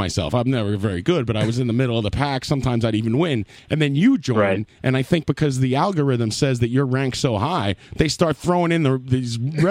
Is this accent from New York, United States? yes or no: yes; New York City, New York, United States; I grew up in Bayside, too.